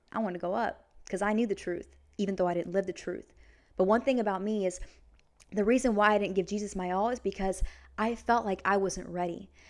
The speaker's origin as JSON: {"language": "English", "town": "Vancouver", "region": "Washington", "country": "United States", "said": "I'm from Vancouver, Washington"}